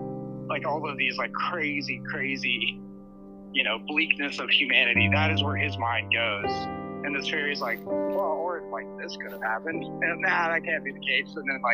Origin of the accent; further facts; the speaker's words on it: Salem, Illinois, United States; now in New York City, United States; I grew up in Salem